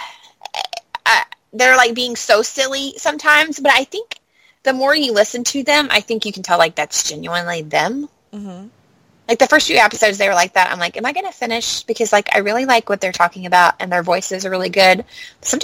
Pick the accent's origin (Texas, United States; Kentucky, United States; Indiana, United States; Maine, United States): Kentucky, United States; I'm from Kentucky